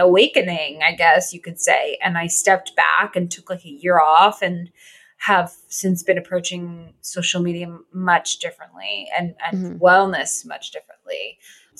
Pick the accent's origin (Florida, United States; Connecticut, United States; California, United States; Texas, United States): Connecticut, United States; also born or lived in Los Angeles; now in Brooklyn, United States; I am from Connecticut. I currently live in Brooklyn.